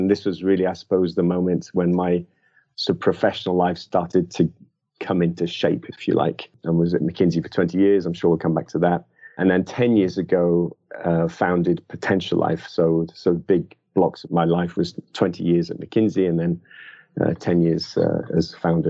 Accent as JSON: {"language": "English", "town": "Liverpool", "region": "North West England", "country": "United Kingdom", "said": "So basically, I'm from originally from Liverpool, although you'll struggle to find much of that in my accent today."}